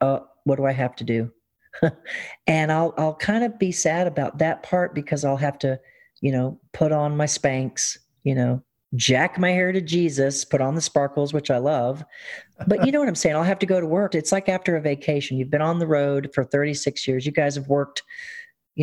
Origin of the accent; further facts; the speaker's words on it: the South, Southern United States, United States; being a Southerner